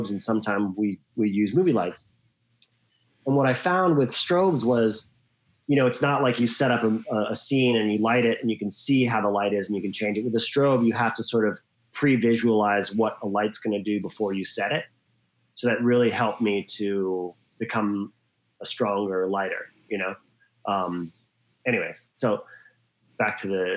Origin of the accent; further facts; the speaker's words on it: Australia; moved away as an adult; also born or lived in Hawaii, United States / New York, United States; I grew up in Hawaii and Australia. I'm half Australian, half American. I lived in Australia till I was about 21, 22.